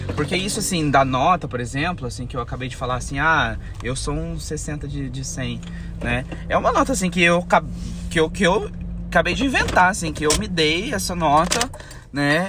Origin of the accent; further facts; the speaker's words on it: Campo Grande, Mato Grosso do Sul, Brazil; sou brasileiro. É, sou brasileiro, campograndense, sou mato-grossense